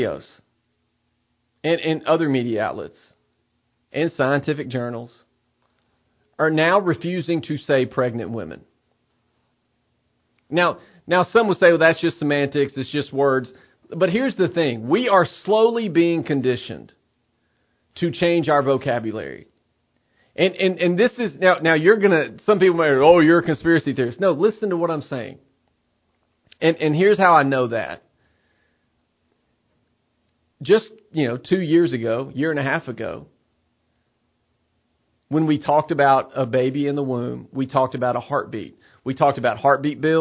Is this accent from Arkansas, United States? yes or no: no; Tennessee, United States; Tennessee, my home state